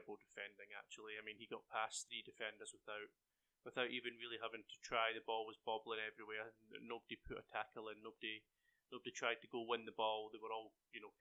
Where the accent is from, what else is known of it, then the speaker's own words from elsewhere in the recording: Scotland, United Kingdom; now in Cedartown, United States; from being Scottish